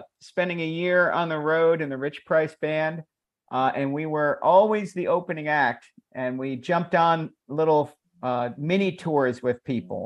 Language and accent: English; Annapolis, Maryland, United States; in Annapolis, Maryland